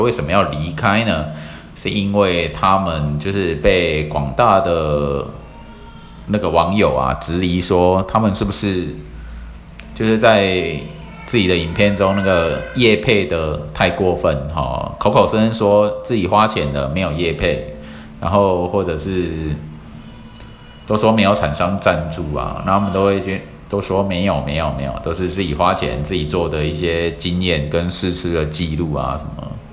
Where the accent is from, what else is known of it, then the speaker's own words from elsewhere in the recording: Taiwan; 我们台湾人